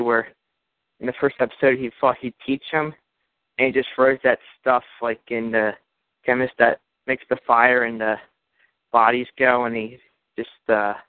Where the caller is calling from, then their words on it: Pittsburgh, Pennsylvania, United States; from Pittsburgh, Pennsylvania.